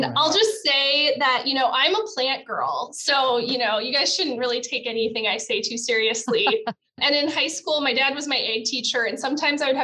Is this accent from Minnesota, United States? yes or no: yes; Okabena, Minnesota, United States; also born or lived in St. Paul, Minnesota; I'm originally from Okabena, Minnesota, which is down in Jackson County. My dad still farms corn and soybeans down there.